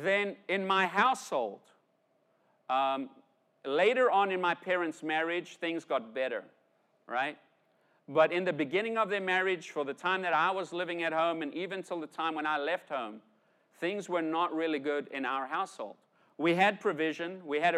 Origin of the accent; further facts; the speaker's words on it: South Africa; Growing up, I grew up in South Africa, right? And I grew up in South Africa in the 70s, 80s, 90s